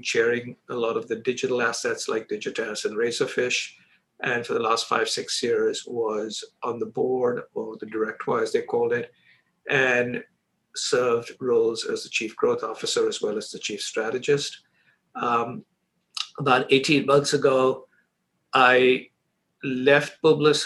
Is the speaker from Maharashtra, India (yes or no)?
yes; Mumbai, Maharashtra, India; moved away as an adult; also born or lived in Chicago, United States; I grew up in Bombay, India, and I spent all my first 21 years there